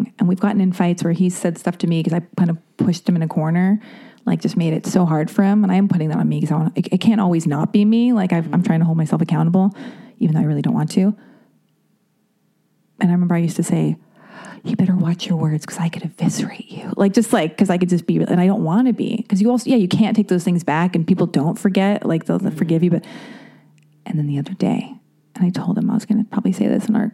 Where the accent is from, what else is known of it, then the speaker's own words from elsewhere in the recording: United States; I'm American